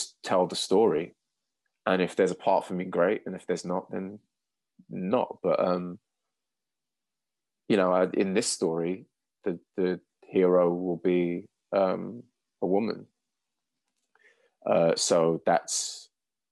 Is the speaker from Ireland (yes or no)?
no; London, United Kingdom; I'm London born and raised